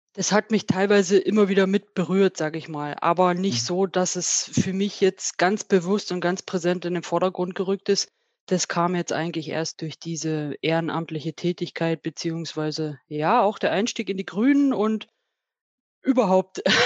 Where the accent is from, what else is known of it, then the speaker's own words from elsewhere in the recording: Spreewald, Brandenburg, Germany; moved away as an adult; now in Vöhringen, Germany; Ich bin gebürtig aus dem Spreewald, habe da meine Kindheit und Jugend verbracht, bin dort zur Lehre gegangen